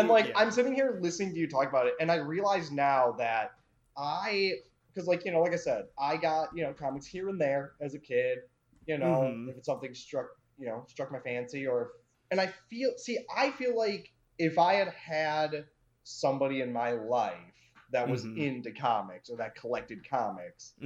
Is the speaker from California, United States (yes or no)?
no; Milwaukee, Wisconsin, United States; where I grew up in Milwaukee